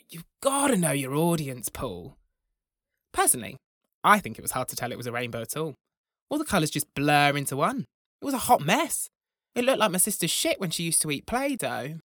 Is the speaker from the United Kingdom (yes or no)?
yes; Broughton, England, United Kingdom; When I was a boy growing up in Broughton, the largest village in England